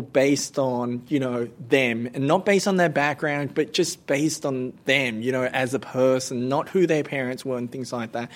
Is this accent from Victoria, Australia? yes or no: no; Blacktown, New South Wales, Australia; also born or lived in Cambodia / Bankstown; growing up in Blacktown was that there were not many people from Southeast Asia li-, living in Blacktown at the time